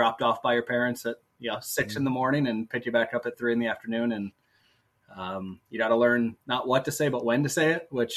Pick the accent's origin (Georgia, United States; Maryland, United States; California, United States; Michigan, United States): Michigan, United States; moved away; I'm from Michigan originally